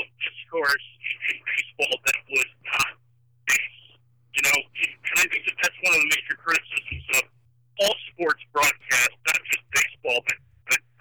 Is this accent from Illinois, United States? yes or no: yes; Chicago, Illinois, United States; I'm from Chicago